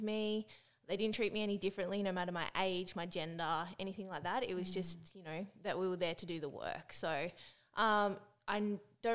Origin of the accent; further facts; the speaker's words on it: Tasmania, Australia; moved away as an adult; also born or lived in Melbourne, Australia; I'm originally from Tassie. So I grew up there